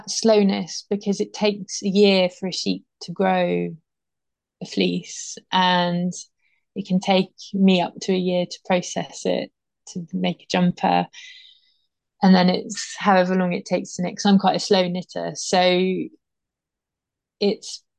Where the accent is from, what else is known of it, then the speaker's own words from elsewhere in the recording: Dorset, South West England, United Kingdom; also born or lived in Pyrenees, France; now in France; I grew up in Dorset by the sea